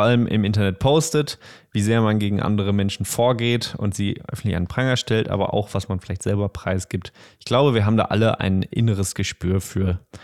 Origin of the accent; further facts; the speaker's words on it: Bochum, North Rhine-Westphalia, Germany; Ich komme auch aus Bochum